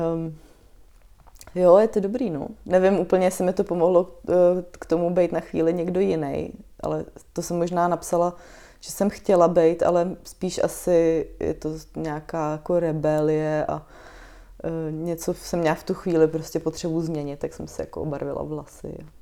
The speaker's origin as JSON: {"language": "Czech", "town": "Chrudim", "region": "Pardubice Region", "country": "Czechia", "moved": "yes", "lives_now": "Prague, Czechia", "said": "já pocházím z Chruděmi, což menší město je"}